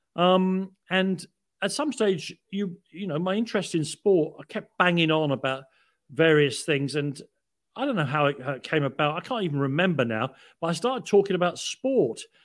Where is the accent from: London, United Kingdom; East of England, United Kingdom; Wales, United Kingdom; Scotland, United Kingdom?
London, United Kingdom; moved away; also born or lived in Paddington, London; I was born in Prague Street Hospital in Paddington, 'cause my father was a realman and worked at Paddington. Um, uh, but I was brought up in Islington